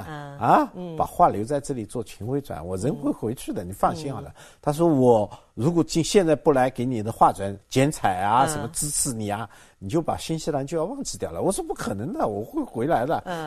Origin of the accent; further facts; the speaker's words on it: Zhuji, Zhejiang, China; moved away; also born or lived in New Zealand; 杭州人，那么我老家是诸暨人